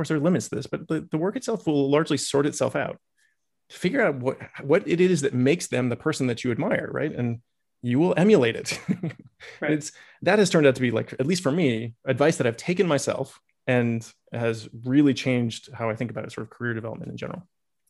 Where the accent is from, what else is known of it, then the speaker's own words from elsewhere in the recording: Massachusetts, United States; also born or lived in Iowa; and I grew up in Massachusetts and Iowa, right? So I had nothing to do with Texas.